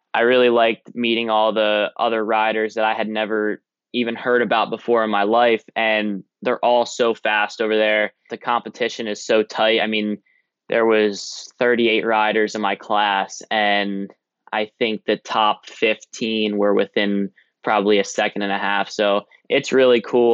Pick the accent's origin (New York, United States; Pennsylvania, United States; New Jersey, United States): New Jersey, United States; Blueberry Capital; me and Maz, we're from the Blueberry Capital